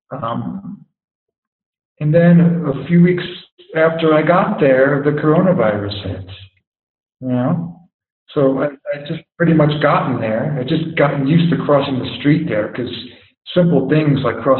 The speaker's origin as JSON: {"language": "English", "country": "United States", "moved": "as an adult", "lives_now": "Sicily, Italy", "said": "as an American"}